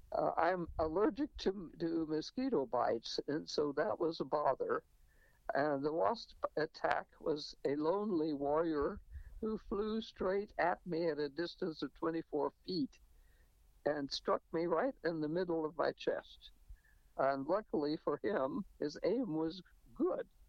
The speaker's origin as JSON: {"language": "English", "region": "New Mexico", "country": "United States", "tie": "born or raised there", "also_born_or_lived": "Rochester, New York", "moved": "yes", "said": "I was born in New Mexico"}